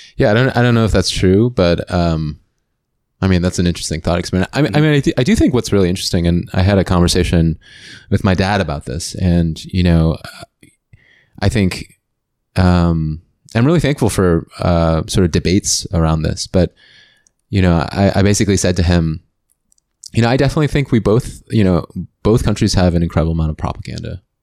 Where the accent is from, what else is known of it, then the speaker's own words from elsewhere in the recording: United States; moved away as an adult; also born or lived in China; I'm from the United States